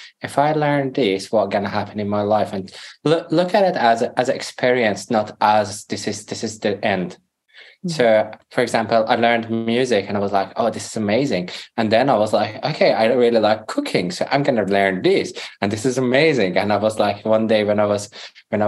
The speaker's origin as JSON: {"language": "English", "country": "Iran", "tie": "born or raised there", "also_born_or_lived": "Greece / Europe", "first_language": "Persian", "second_language": "English", "moved": "as an adult", "said": "we're back to Iran when I was 8. I couldn't speak Farsi, which is my mother language. So I started to learn Farsi again and grew up in Iran."}